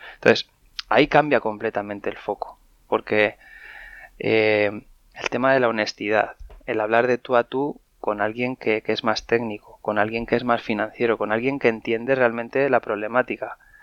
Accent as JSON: {"language": "Spanish", "town": "Madrid", "region": "Community of Madrid", "country": "Spain", "tie": "born or raised there", "said": "yo soy, soy un madrileño de, 37 años. Nací aquí en Madrid"}